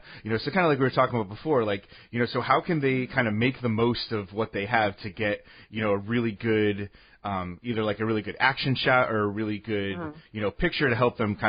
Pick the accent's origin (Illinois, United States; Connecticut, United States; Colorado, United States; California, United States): Connecticut, United States; I grew up in Connecticut. I grew up an Islanders fan.